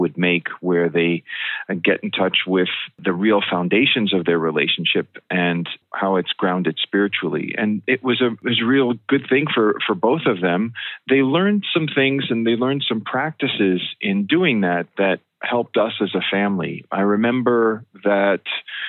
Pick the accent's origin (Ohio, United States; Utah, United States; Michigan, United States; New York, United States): New York, United States; West Hempstead; I grew up in West Hempstead on Long Island